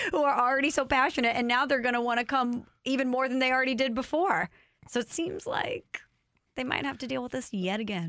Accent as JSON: {"language": "English", "region": "Illinois side of St. Louis", "country": "United States", "said": "I'm from the ill side."}